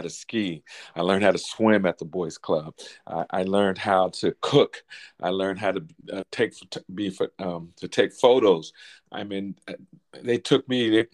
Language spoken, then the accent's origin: English; Alameda, California, United States; I grew up in Alameda, California, right outside of Oakland in Northern California